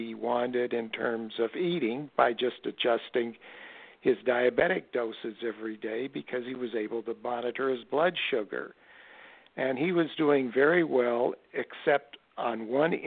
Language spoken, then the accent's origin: English; Omaha, Nebraska, United States; growing up in Omaha, Nebraska in the 1950s